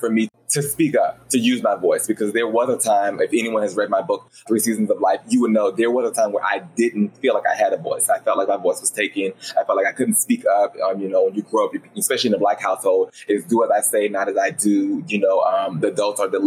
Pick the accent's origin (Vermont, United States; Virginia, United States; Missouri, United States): Virginia, United States; Roanoke; now in South Carolina, United States; I grew up in Roanoke, Virginia, which is like a little small town